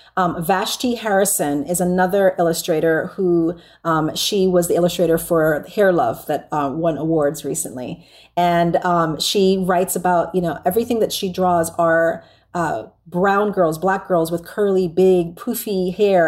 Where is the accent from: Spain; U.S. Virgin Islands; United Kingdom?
U.S. Virgin Islands; now in San Antonio, United States; I'm from the Caribbean, and I was born and raised there